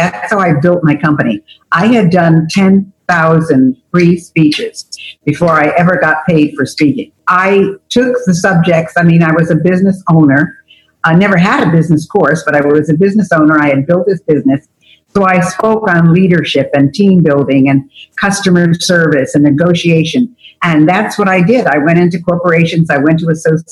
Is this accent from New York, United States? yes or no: yes; Albany, New York, United States; I grew up in Albany, New York